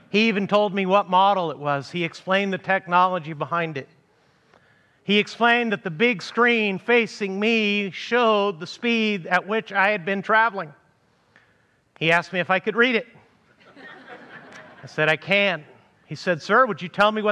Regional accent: Amarillo, Texas, United States; moved away; my hometown of Amarillo, Texas

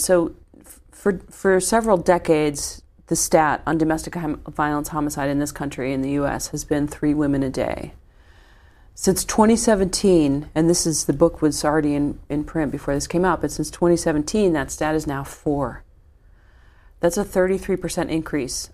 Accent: Midwest, United States; I'm a Midwesterner

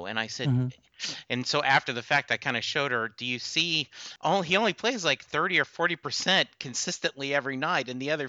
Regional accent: Lake Charles, Louisiana, United States; I grew up in the Army. My dad was in the Army. We moved around a lot, but my high school was spent in Lake Charles, Louisiana.

